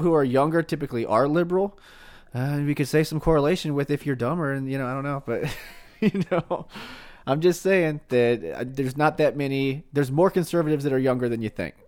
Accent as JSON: {"language": "English", "region": "Missouri", "country": "United States", "tie": "born or raised there", "said": "I was born in Missouri"}